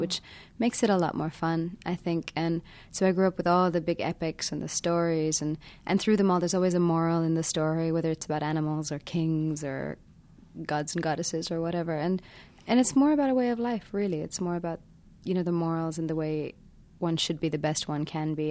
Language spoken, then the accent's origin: English; London, United Kingdom; also born or lived in India; I was growing up in London at that time, so I wasn't so involved with India, um, except for the time I would come every year for a couple of months